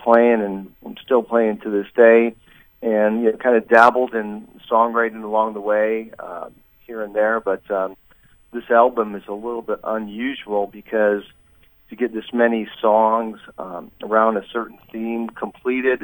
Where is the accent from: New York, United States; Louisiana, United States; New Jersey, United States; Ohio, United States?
New York, United States; Lakewood; moved away as an adult; also born or lived in Jamestown, New York / Utah; now in Temecula, United States; I was born in Jamestown, but moved to Lakewood early on. So I grew up pretty much in Lakewood